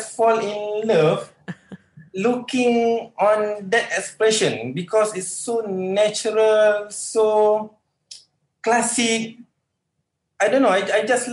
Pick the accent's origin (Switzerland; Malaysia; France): Malaysia; I'm a Malaysian artist